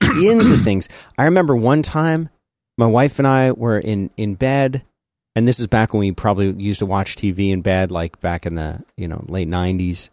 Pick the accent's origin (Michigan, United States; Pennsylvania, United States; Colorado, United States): Pennsylvania, United States; Philadelphia; also born or lived in Florida; now in Texas, United States; I grew up in Philly